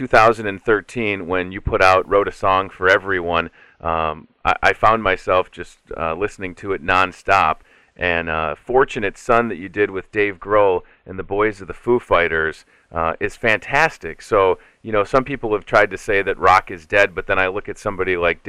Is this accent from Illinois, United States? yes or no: yes; Chicago, Illinois, United States; my hometown of Chicago